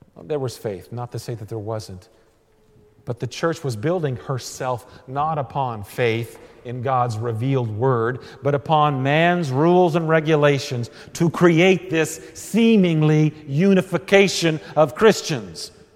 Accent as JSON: {"language": "English", "region": "Texas", "country": "United States", "said": "being a Texan and a Missouri Synod Lutheran in Texas"}